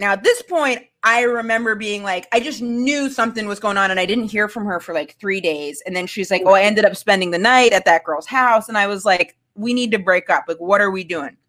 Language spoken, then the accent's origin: English; Maine, United States; I'm from Maine.